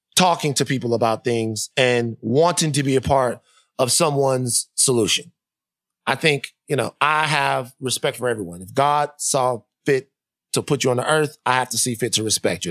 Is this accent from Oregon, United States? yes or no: no; Baton Rouge, Louisiana, United States; I bleed purple and gold because I'm from Baton Rouge.